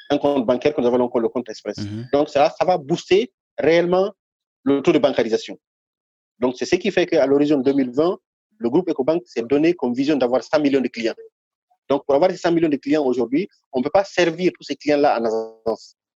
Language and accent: French; Guinea; oui, je suis guinéen. Je suis, euh, mhm. suis guinéen.